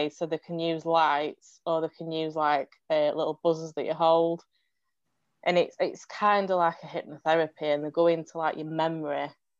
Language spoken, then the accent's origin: English; England, United Kingdom; I'm from England